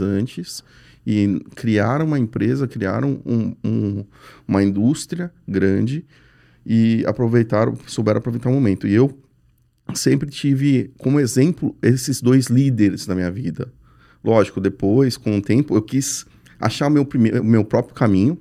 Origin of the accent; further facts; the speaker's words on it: São Paulo, Brazil; Eu sou paulista